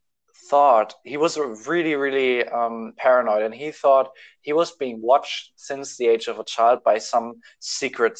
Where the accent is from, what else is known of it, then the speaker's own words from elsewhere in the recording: Germany; I'm from Germany